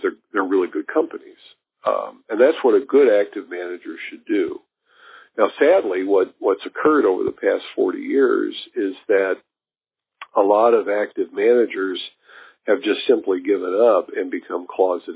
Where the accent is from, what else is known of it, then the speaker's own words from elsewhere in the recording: Kansas City, Missouri, United States; I grew up in Kansas City, and it's a bit of a railroad hub